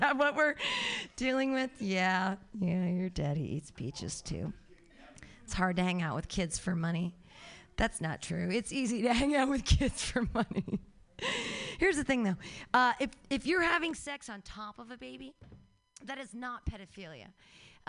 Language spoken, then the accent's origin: English; United States; I'm an American.